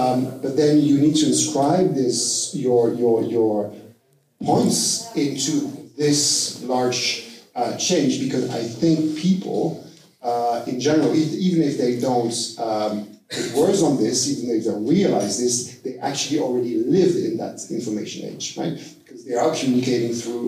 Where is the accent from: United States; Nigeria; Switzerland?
Switzerland; English is a second language; so I'm coming from Switzerland, where we have a strong democratic approach, which is very local.